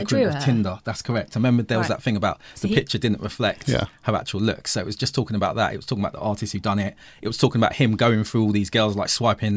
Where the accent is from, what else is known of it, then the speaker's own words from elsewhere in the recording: England, United Kingdom; us being English, growing up in the UK, we learned about Tudors and Stuarts